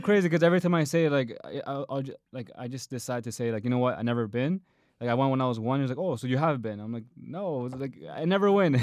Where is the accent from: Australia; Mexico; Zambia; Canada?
Canada; my own Canadian culture